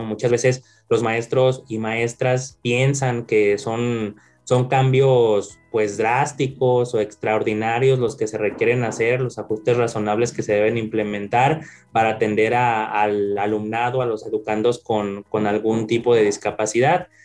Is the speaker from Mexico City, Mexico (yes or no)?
no; León, Guanajuato, Mexico; nací acá en León, Guanajuato